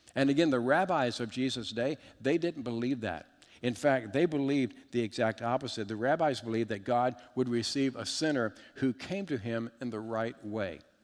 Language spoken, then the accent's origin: English; Richmond, Virginia, United States; I was raised in, in just outside of Richmond, Virginia in the 70s